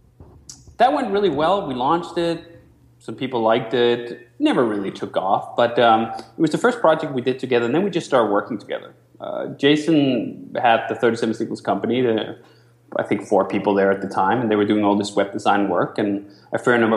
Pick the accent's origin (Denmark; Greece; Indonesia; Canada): Denmark; moved away as an adult; now in United States; I'm from Denmark originally. I moved to the U.S. in 2005